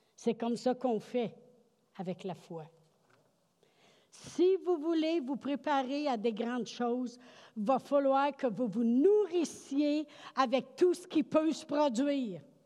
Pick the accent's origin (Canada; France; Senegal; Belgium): Canada; Quebec; on dit ça au Québec tout le temps